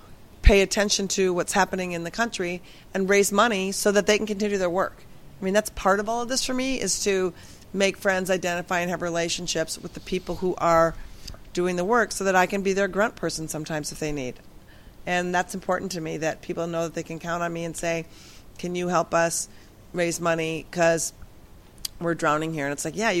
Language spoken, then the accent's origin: English; Minnesota, United States; moved away; I grew up in the People's Republic of Minnesota